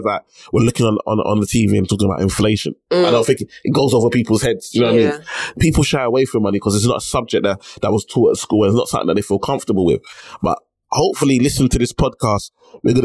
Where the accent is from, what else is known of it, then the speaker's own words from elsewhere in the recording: United Kingdom; I'm born in the UK, but I'm Nigerian at heart